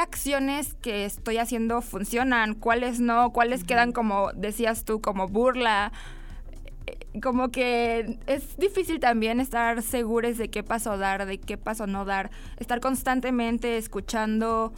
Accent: Mexico; hablando nosotros desde nuestro contexto mexicano

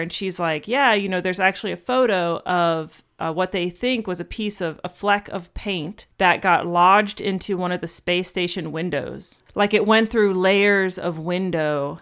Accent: Atlanta, Georgia, United States; Atlanta is kind of like my hometown

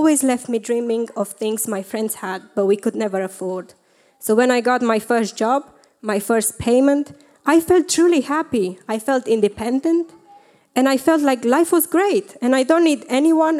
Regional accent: Romania; moved away; I grew up in Romania

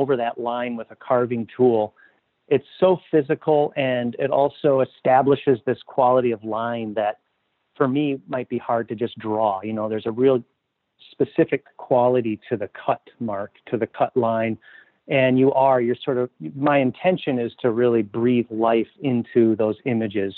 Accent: Minneapolis, Minnesota, United States; also born or lived in Southwest Wisconsin; now in Duluth, United States; I grew up in Minneapolis

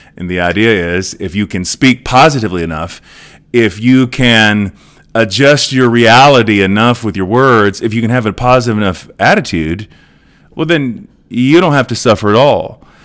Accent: Edmond, Oklahoma, United States; here in Edmond, uh, in my hometown

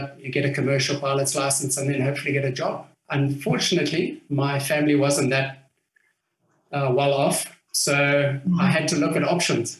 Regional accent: Harare, Zimbabwe; I was born in what was Rhodesia at the time. And I grew up in Harare, which was Salisbury at the time

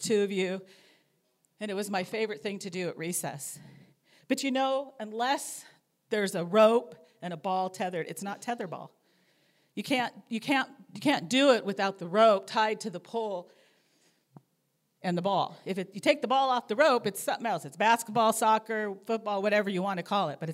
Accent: Anaheim, California, United States; moved away as an adult; I grew up in Southern California, in Anaheim, just 5 minutes from Disneyland

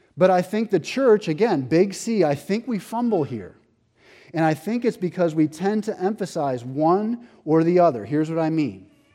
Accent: Buffalo, New York, United States; I have this friend, Mark, that I grew up with in Buffalo

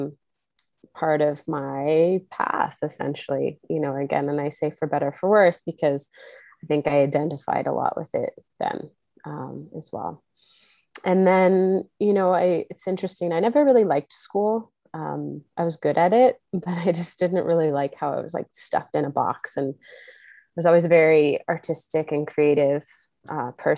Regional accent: Kamloops, British Columbia, Canada; I grew up in Kamloops, BC

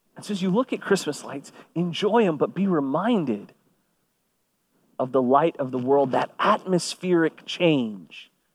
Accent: Kingwood, Texas, United States; I grew up on the San Jacinto River

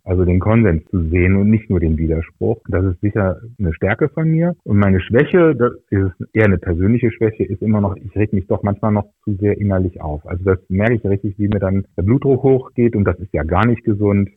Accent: Aachen, North Rhine-Westphalia, Germany; moved away as an adult; also born or lived in Düsseldorf / Hannover; now in Nienburg, Germany; Ich bin in Aachen geboren und dort auch zur Schule gegangen, habe dort Abitur gemacht

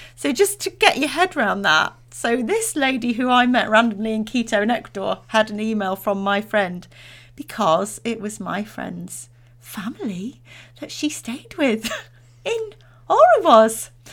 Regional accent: Derbyshire, East Midlands, United Kingdom; I'm from Derbyshire.

